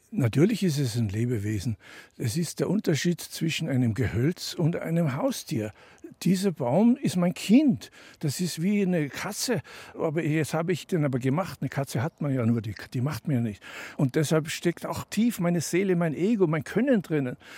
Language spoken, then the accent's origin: German; Tyrol, Austria; moved away as an adult; also born or lived in Denver, United States; Ich bin also in Tirol aufgewachsen in den Bergen